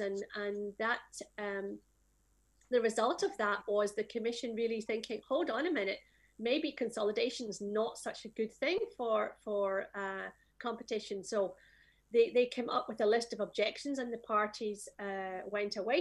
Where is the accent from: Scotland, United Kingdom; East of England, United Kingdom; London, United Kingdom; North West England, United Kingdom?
Scotland, United Kingdom; I am from Scotland